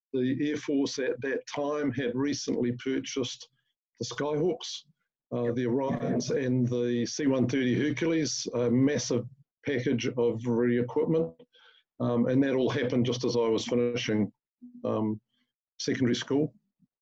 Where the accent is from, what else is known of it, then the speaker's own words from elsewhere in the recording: Masterton, Wellington, New Zealand; I was born in Marston and went to school at Wairarapa College